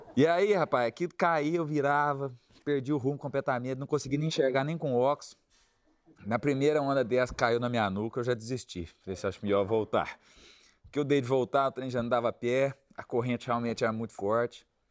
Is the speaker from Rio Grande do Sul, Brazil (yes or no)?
no; Minas Gerais, Brazil; Eu sou de Minas